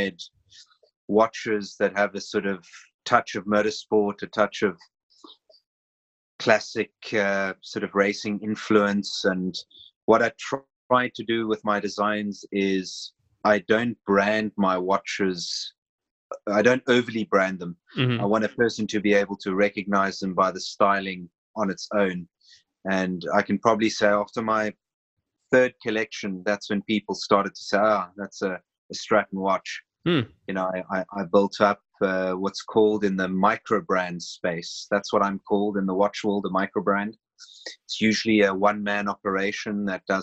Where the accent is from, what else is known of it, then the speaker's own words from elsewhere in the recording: Cape Town, Western Cape, South Africa; moved away as an adult; now in Switzerland; I'm originally from South Africa, Cape Town